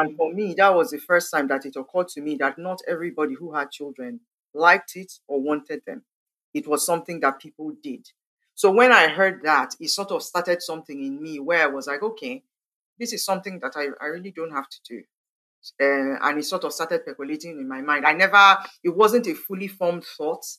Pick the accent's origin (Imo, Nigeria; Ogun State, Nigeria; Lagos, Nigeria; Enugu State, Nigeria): Imo, Nigeria; Owerri; also born or lived in Port Harcourt, Nigeria; now in Abuja, Nigeria; So I grew up in Owerri. That's where I spent most of my developing years.